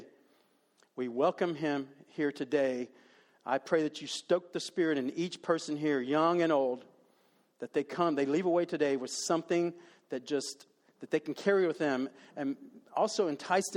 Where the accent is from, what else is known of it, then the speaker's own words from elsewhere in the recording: Dallas, Texas, United States; I was raised in Dallas